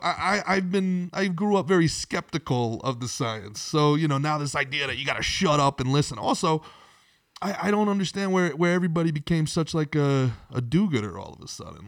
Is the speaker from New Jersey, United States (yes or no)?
yes; Old Bridge, New Jersey, United States; moved away as an adult; also born or lived in Brooklyn, New York; now in Florida, United States; I grew up in Old Bridge, New Jersey